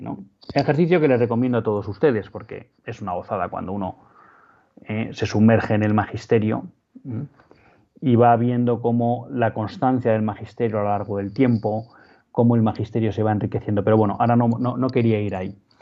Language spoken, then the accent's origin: Spanish; Spain; nosotros como españoles, como católicos españoles